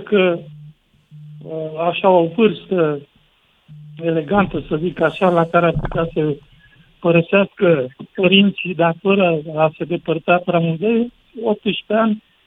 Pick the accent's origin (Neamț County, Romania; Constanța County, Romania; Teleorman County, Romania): Teleorman County, Romania; near Roșiori de Vede; moved away as an adult; now in Ploiești, Romania; Sunt din Ploiești, adică lucrez în Ploiești, acum încerc să-mi cumpăr un apartament în Ploiești, dar eu sunt din Roșiul de Vede, de pe lângă Roșiul de Vede.